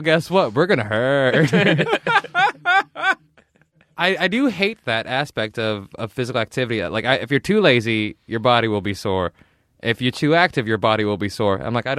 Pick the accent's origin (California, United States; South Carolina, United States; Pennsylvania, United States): California, United States; Fresno; Because I grew up in Fresno where the public pools were, and that's definitely like it's wonderful gang territory.